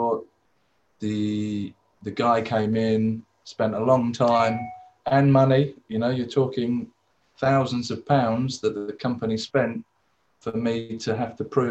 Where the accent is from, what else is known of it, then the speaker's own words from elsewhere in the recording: England, United Kingdom; also born or lived in Australia; I was born in England.